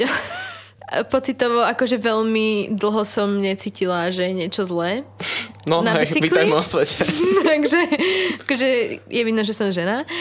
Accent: Šenkvice, Bratislava Region, Slovakia; ale našťastie ja som zo Šenkovic, kde je BMX hala, čo je podobné pamtrku, takže ja trénujem tam väčšinu času

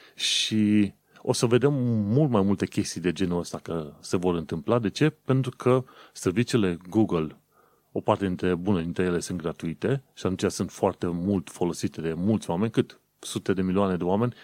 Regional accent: Romania; moved away as an adult; also born or lived in United Kingdom; când am plecat în 2015 din România

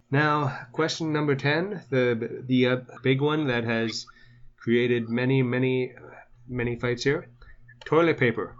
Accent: southern Ontario, Canada; I'm Canadian

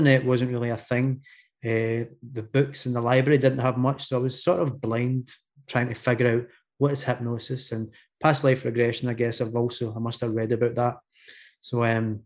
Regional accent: Glasgow, Scotland, United Kingdom; accent: Scottish; I'm from Scotland, Glasgow in Scotland, for those of you that can understand my accent

